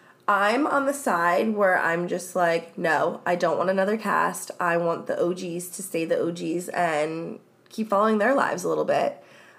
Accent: New Jersey, United States; Like, when I say I'm from Jersey

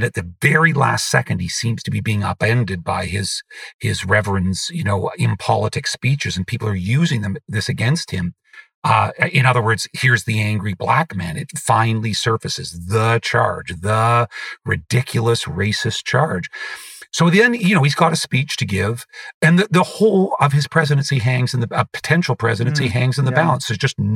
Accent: Canada; I am a Canadian

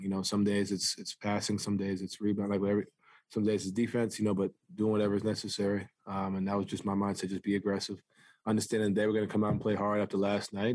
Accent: New York City, New York, United States; moved away; I grew up playing basketball in New York City

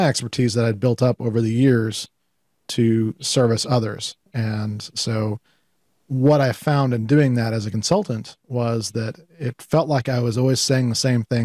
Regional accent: Colorado Springs, Colorado, United States; also born or lived in Penrose, Colorado; growing up in Colorado Springs, Colorado, as a latchkey kid

